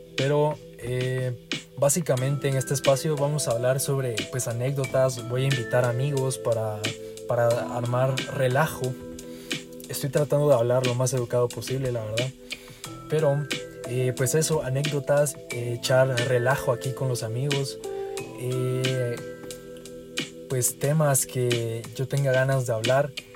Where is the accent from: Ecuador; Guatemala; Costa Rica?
Guatemala; accent: Guatemalan; soy de Guatemala. Creo que se me nota en el acento, bastantito creo yo